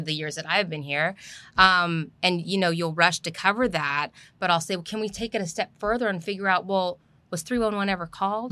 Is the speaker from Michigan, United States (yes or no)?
no; Southern California, United States; moved away as an adult; also born or lived in Los Angeles; now in Houston, United States; the community where I grew up in Southern California